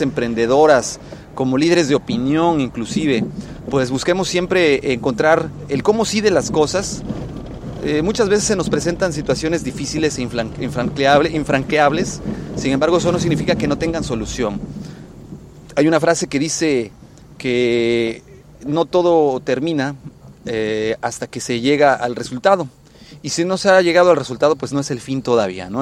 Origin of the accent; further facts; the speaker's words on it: Mexico; en México, en mi país de origen, al cual quiero mucho